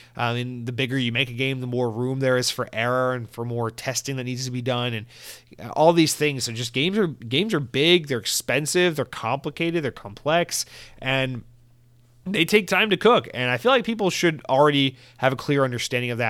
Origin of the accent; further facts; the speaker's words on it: Georgia, United States; now in Florida, United States; growing up in Georgia, we did not have Mountain Dew Live Wire